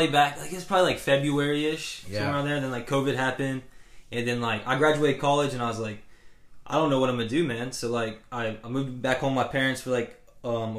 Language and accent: English; Jefferson, Georgia, United States; also born or lived in Cartersville, Georgia; I was actually born in Cartersville, and, like, I lived there actually until I was 10. Mm. And so, then I moved to Jefferson